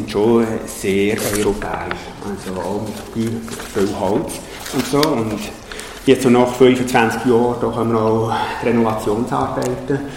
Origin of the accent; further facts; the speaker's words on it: Switzerland; Für mich als Schweizer, als äh, ehemaliger Berggänger, ist das kein Problem.